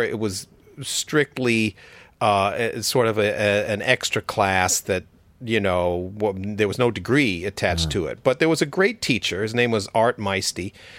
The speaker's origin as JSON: {"language": "English", "town": "Westbury", "region": "New York", "country": "United States", "tie": "born or raised there", "said": "Well, the honest story is that I grew up in Westbury, Long Island, which was a regular kind of middle class Long Island baby boom type community."}